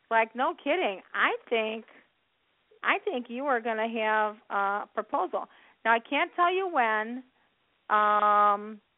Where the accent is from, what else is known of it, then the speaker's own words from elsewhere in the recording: Chicago, Illinois, United States; I was born and raised in Chicago